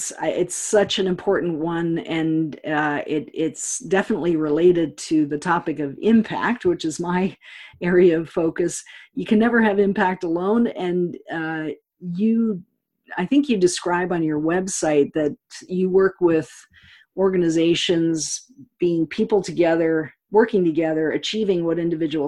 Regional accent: Canada; also born or lived in Europe; now in United States; I grew up in Canada

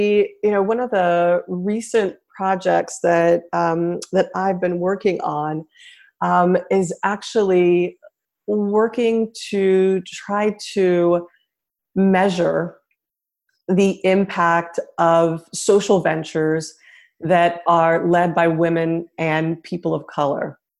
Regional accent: Nigeria; also born or lived in Senegal; I grew up in West Africa. I grew up in Nigeria and in Senegal. I'm half Nigerian and half American.

